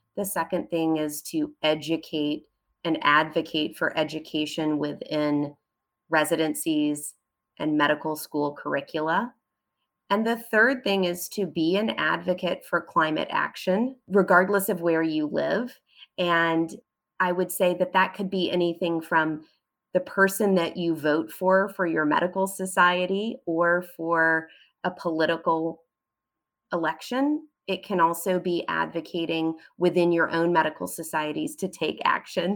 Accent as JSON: {"language": "English", "country": "United States", "said": "I'm an American physician"}